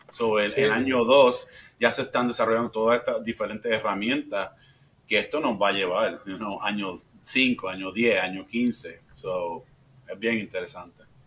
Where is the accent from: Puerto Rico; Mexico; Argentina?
Puerto Rico; also born or lived in Florida; now in Midwest, United States; yo soy de Puerto Rico, so nací en Puerto Rico, eh, me mudé